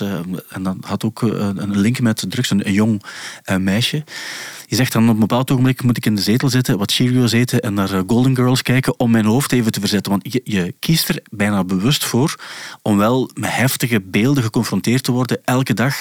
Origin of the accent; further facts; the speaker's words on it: Belgium; als Belgen